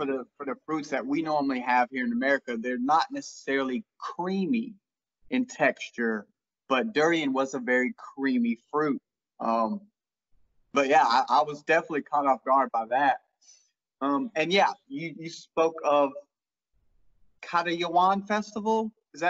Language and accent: English; England, United Kingdom; I'm obviously English.